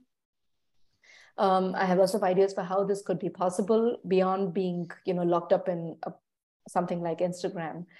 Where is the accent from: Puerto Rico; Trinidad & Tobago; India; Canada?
India; moved away as an adult; now in Copenhagen, Denmark; I was born and raised in India. I've traveled and lived in different parts of India as a child and as an adult.